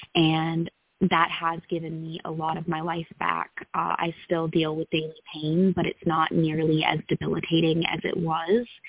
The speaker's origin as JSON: {"language": "English", "town": "Greensboro", "region": "North Carolina", "country": "United States", "tie": "born or raised there", "said": "I grew up in Greensboro, North Carolina, born, raised, and still here."}